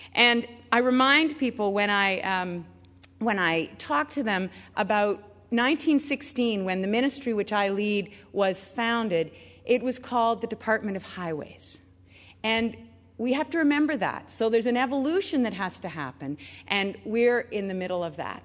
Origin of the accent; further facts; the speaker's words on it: Richmond Hill, Ontario, Canada; I was able to be with my grandma in downtown Toronto growing up in Richmond Hill